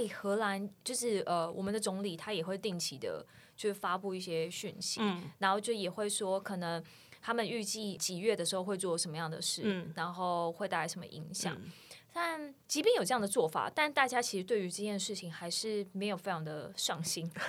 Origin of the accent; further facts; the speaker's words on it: Taiwan; now in Netherlands; 我是台湾人，怎么样？